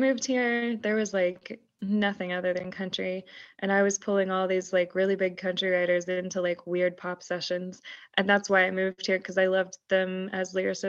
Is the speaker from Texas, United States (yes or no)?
yes; Houston, Texas, United States; No, I'm from Houston, Texas.